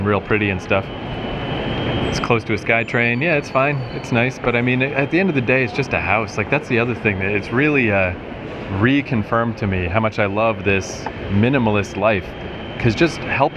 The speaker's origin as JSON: {"language": "English", "country": "Canada"}